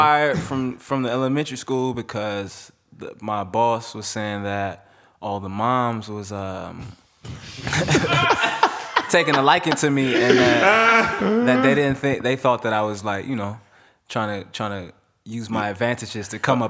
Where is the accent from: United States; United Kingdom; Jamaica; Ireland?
Jamaica; Yeah, I'm Jamaican, so.